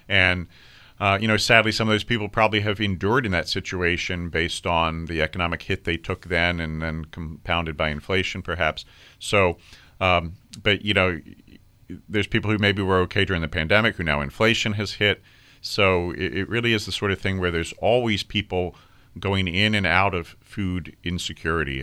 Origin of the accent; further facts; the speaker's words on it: Virginia, United States; I grew up in Virginia.